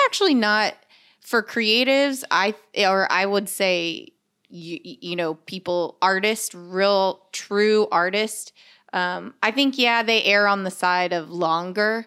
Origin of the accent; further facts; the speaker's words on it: Corpus Christi, Texas, United States; also born or lived in Los Angeles, California; now in Austin, United States; We're from Corpus Christi